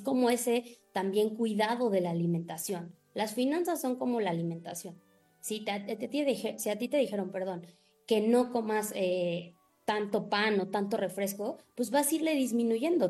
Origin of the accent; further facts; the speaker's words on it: Mexico; los mexicanos primero gastamos y al último si nos sobra ahorramos